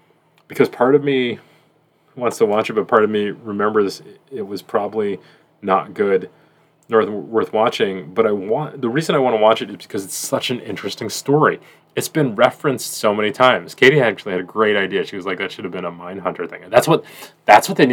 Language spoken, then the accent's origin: English; Boston, Massachusetts, United States; moved away as an adult; now in Louisiana, United States; I'm from Boston.